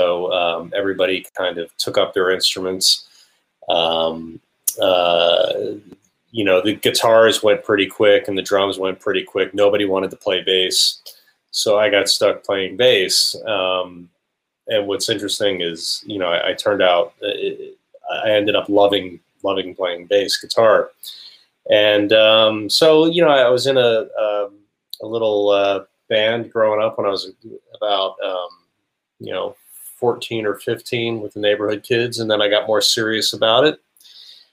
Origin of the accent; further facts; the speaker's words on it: New Jersey, United States; I grew up in New Jersey